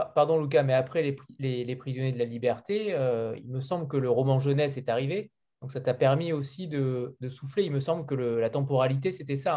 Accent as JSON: {"language": "French", "country": "France", "said": "en tant que Français"}